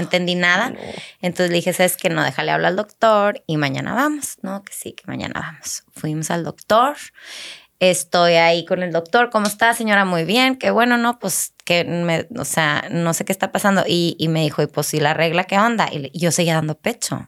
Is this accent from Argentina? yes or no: no; Chihuahua, Mexico; moved away as an adult; also born or lived in Laredo; now in Monterrey, Mexico; yo este, nací en Laredo, o sea, no nací en Chihuahua tampoco, pero nos fuimos a vivir a Chihuahua cuando, cuando estábamos chiquitas por el trabajo de mi papá. Ok. Este, entonces crecí en Chihuahua